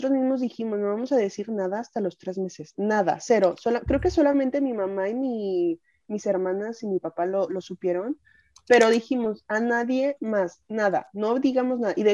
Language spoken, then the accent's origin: Spanish; Mexico; Como buena mexicana.